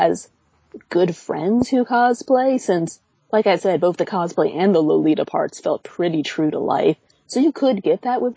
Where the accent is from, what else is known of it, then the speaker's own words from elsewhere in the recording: United States; as an American cosplayer